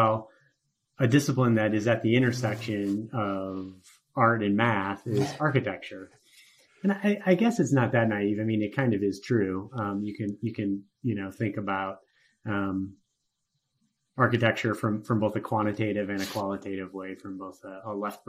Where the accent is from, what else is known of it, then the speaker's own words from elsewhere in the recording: Huron, Ohio, United States; moved away as an adult; also born or lived in Cincinnati, Ohio / Houston, Texas / Minnesota; now in Denver, United States; I grew up in Huron, Ohio, right on Lake Erie, about an hour west of Cleveland